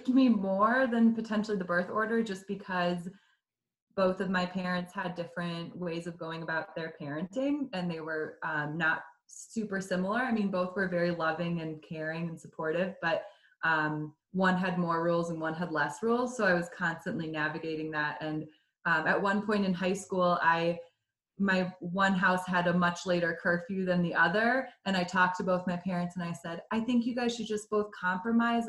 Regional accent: Madison, Wisconsin, United States; now in Fort Collins, United States; I grew up in Madison, Wisconsin

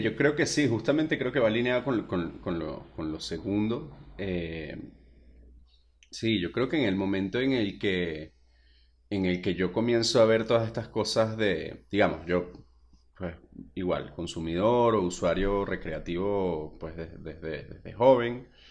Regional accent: Venezuela; moved away as an adult; yo soy venezolano

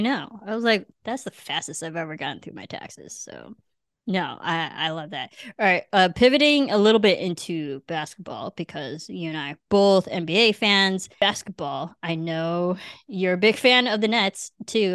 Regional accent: Illinois, United States; also born or lived in Cebu, Philippines / Manila, Philippines; now in Los Angeles, United States; I came from Illinois

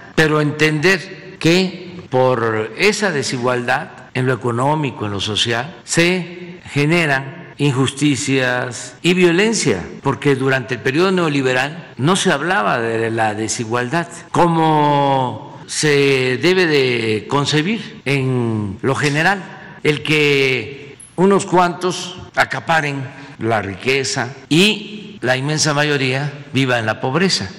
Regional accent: Mexico

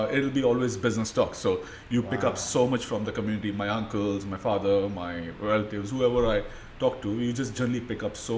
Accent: Dubai, United Arab Emirates; also born or lived in Jaipur, India; I grew up in Dubai.

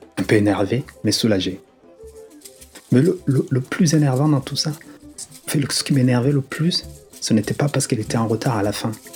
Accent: Rwanda; moved away; also born or lived in Lille, France; Lorsque j'ai quitté le Rwanda

